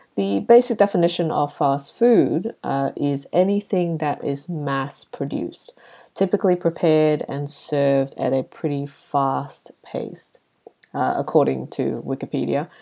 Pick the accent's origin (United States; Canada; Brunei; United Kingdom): Brunei; moved away; when I was growing up in Brunei